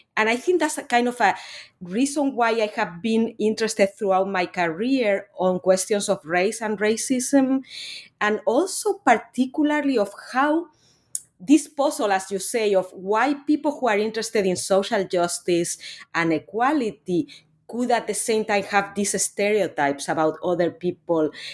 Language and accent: English; Spain; moved away; I'm actually originally from Spain. I'm not from Latin America